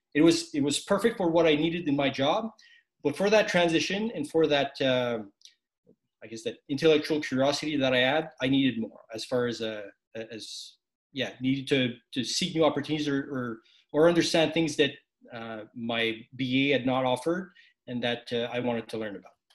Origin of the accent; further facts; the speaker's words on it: Quebec, Canada; a Quebecois, a, a francophone, uh, serving in the Canadian Army